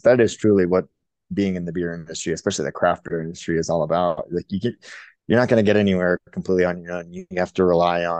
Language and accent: English; Florida, United States; also born or lived in Fort Collins, Colorado; now in Jackson, United States; I grew up surprisingly in Florida